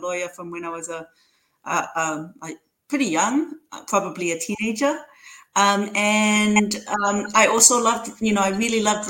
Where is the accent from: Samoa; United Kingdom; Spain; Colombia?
Samoa; moved away as an adult; also born or lived in Auckland, New Zealand; when I was growing up in Samoa